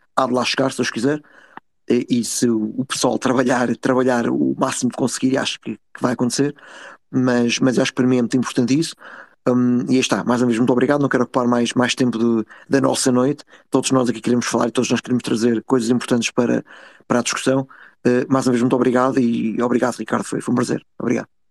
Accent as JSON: {"language": "Portuguese", "country": "Portugal", "said": "enquanto portugueses"}